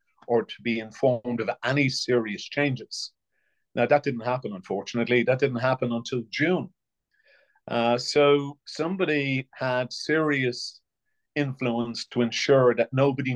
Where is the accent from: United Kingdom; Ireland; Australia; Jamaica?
Ireland; County Offaly; I come from Crofton and Offaly